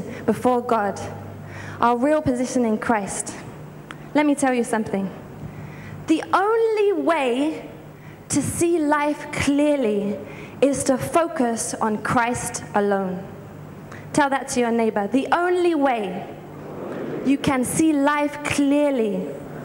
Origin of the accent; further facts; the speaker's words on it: United Kingdom; now in Lagos, Nigeria; I'm originally from the United Kingdom